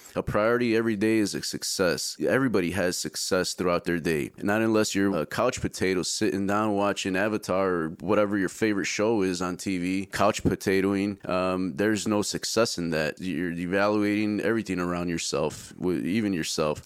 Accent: Chicago, Illinois, United States; moved away as an adult; also born or lived in middle Georgia; now in Georgia, United States; Born and raised in Chicago

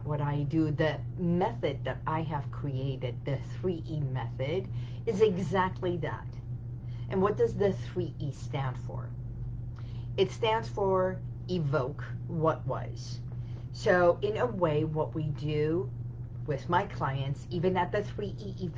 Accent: Tehran, Tehran Province, Iran; now in United States; I was born in Iran. So Iran, in the capital, which is Tehran

